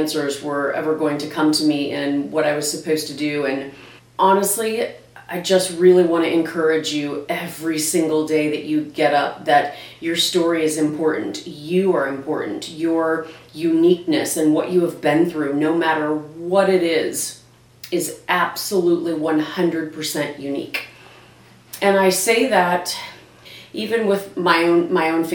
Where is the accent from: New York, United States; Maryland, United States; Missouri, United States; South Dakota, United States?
Missouri, United States; Branson; also born or lived in Ozark, Missouri; now in St. Louis, United States; I live in St. Louis, Missouri now, but I was born and raised in Branson, Missouri. I grew up and went to school at Ozark in Ozark, Missouri